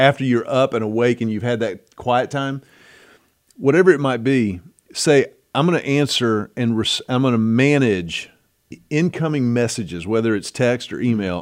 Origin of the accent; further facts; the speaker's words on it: United States; I'm American